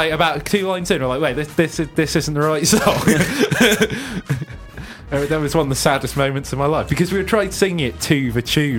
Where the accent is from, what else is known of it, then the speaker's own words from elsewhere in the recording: Welsh, Wales, United Kingdom; I'm Welsh